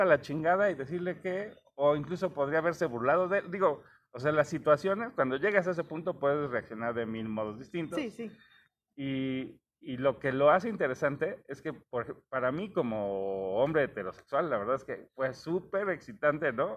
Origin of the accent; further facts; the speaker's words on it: Mexico; nosotros como mexicanos